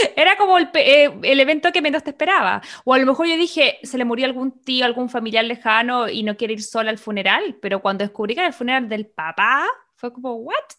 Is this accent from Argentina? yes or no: no; Chile; moved away as an adult; now in United States; como chilena y latina, en ese momento todavía vivía con mis papás